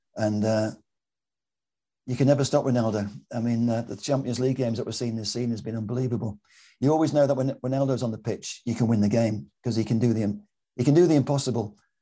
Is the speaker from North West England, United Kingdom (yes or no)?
yes; Manchester, North West England, United Kingdom; I'm a Mancunian Malteser because my mum's from Malta